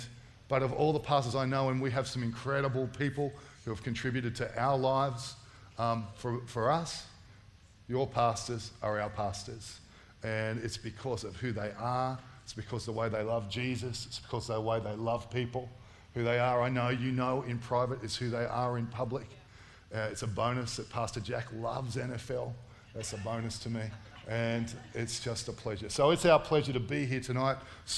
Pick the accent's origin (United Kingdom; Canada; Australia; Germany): Australia; Sydney, New South Wales; I grew up in Western Sydney. I sound like I'm from Tamworth, look like I'm from Tamworth. Been there a long time now, but I grew up in Western Sydney.